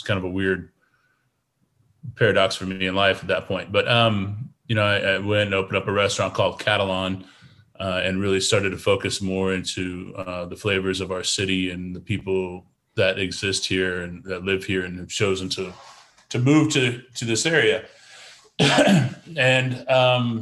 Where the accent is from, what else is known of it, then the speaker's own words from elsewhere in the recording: Oklahoma, United States; now in Houston, United States; I grew up in Oklahoma